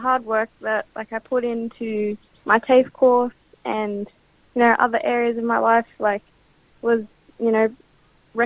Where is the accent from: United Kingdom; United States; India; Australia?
Australia; Central Coast, New South Wales; I'm from the Wiradjuri tribe and I am from the Central Coast and go to North Lakes High School.